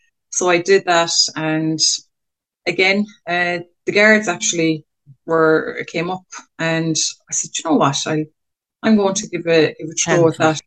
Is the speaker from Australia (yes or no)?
no; Cork, Munster, Ireland; moved away as an adult; now in Kerry, Ireland; I'm originally from Cork City. So I would have been born and bred in the Glen, which is on the north side of Cork City.